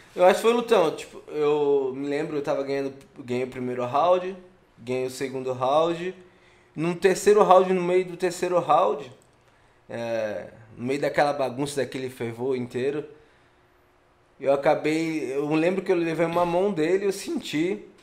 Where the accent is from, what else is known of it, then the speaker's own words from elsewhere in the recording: Florianópolis, Santa Catarina, Brazil; Querendo ou não, eu sou manezinho